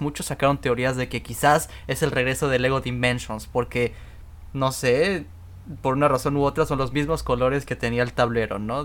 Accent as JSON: {"language": "Spanish", "country": "Mexico", "moved": "yes", "lives_now": "Canada", "said": "nosotros que, que somos mexicanos"}